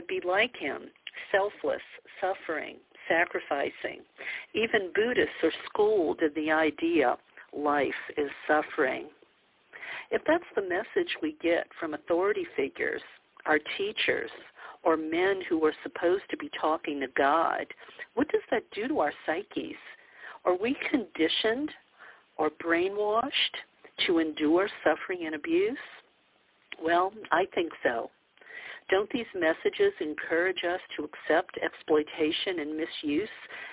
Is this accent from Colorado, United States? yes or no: no; New Orleans, Louisiana, United States; I grew up in the Bible Belt of the South, in New Orleans to be exact